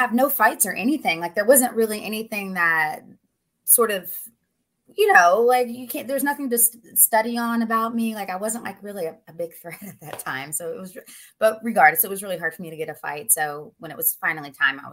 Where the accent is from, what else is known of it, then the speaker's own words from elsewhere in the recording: West Virginia, United States; moved away; also born or lived in Myrtle Beach, South Carolina / Ohio / Cincinnati, Ohio / Pennsylvania; I'm originally from West Virginia, but most of my family lives in Ohio now